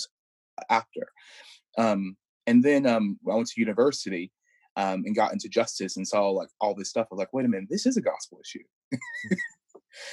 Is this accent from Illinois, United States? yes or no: yes; Chicago, Illinois, United States; now in Durham, United Kingdom; I grew up in Chicago